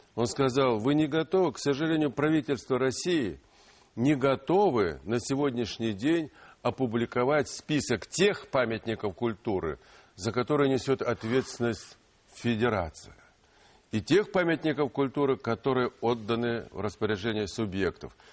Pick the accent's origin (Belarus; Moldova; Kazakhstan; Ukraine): Ukraine; Donbas; first language Ukrainian; Russian is a second language; now in Russia; Я родился в Донбассе, в Украине. мой родной язык, я учился в украинской школе.